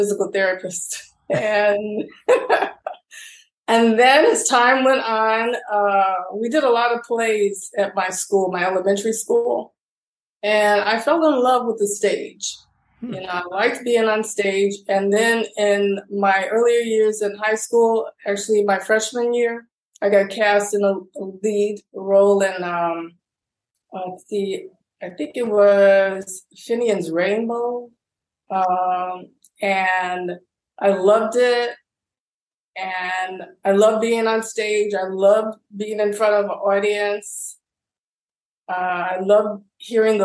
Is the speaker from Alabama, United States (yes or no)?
no; Chicago, Illinois, United States; I'm originally from Chicago, West Side Chicago, inner city, youngest of seven